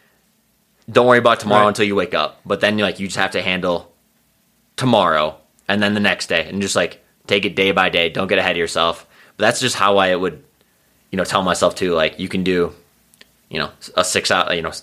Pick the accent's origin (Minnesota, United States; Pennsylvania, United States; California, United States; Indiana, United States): Minnesota, United States; Foley; accent: Central Minnesota; moved away as an adult; now in Boulder, United States; I grew up in the Foley, my hometown, 2,500 people.